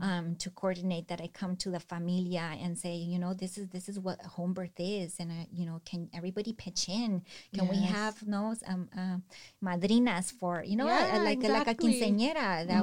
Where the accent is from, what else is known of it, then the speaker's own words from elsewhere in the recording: Salinas, California, United States; And then for Salinas, I grew up here in Salinas and I know the hardships of living here.